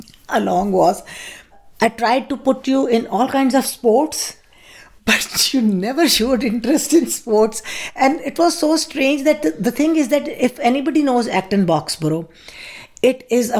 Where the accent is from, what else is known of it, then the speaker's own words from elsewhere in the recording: Pakistan; moved away as an adult; now in United States; when I was in Pakistan, I didn't have to identify myself to anybody. So the identification came along when I came over here. And up till now, it's been 42 years since I have been over here.